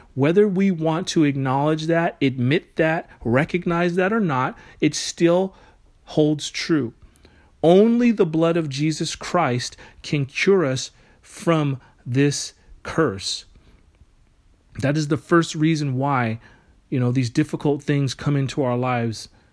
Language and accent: English; United States; we as American citizens